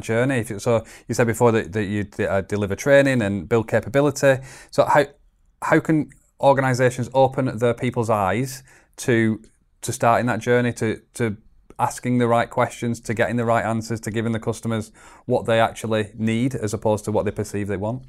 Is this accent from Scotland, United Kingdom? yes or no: no; Chorley, North West England, United Kingdom; I'm, I'm from Chorley, northwest uh, England.